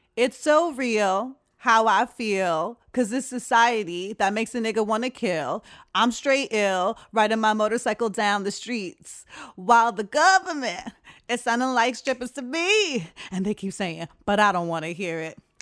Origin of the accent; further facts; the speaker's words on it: Uniondale, New York, United States; moved away; I'm from Uniondale.